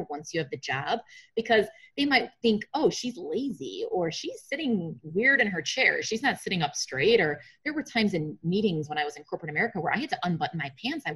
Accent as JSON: {"language": "English", "town": "Chicago", "region": "Illinois", "country": "United States", "said": "I'm from Chicago."}